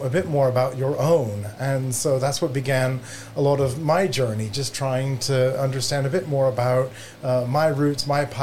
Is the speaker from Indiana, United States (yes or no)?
no; Chickasaw Nation, Oklahoma, United States; moved away as an adult; now in Maidenhead, United Kingdom; I'm a citizen of the Chickasaw Nation, but also live in Maidenhead and have been here for about 20 years